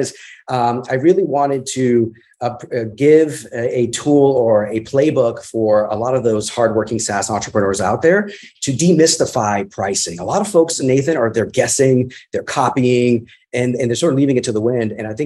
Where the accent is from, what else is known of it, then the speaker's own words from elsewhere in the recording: New York City, New York, United States; I grew up with hip hop in my early days growing up in the Bronx